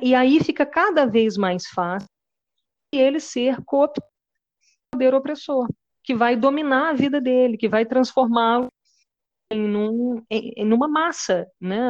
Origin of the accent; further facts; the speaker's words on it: Ouro Preto, Minas Gerais, Brazil; now in Paquetá, Brazil; eu sou de Ouro Preto, Minas Gerais também. É, eu estou em Paquetá nesse momento